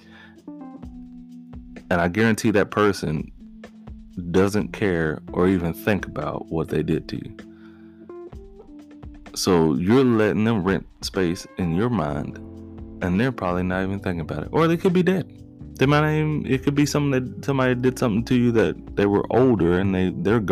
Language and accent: English; United States; people here born and raised in the United States, which, believe it or not, we are privileged to be born in the United States